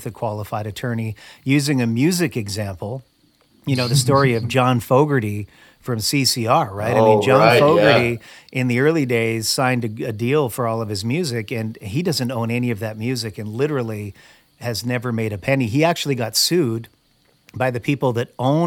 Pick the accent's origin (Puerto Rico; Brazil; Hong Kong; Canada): Canada; moved away; I am originally from Canada as well